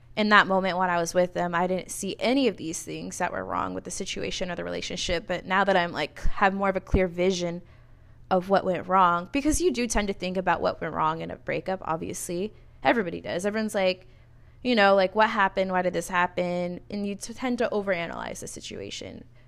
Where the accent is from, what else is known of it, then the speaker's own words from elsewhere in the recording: California, United States; now in Arizona, United States; I'm from California originally